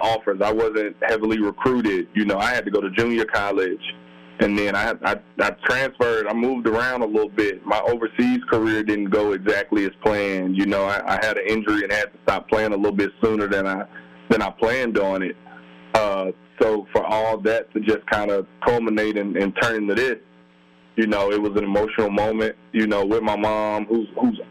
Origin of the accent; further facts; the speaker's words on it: Alabama, United States; moved away; come back to my home state and finish up my schooling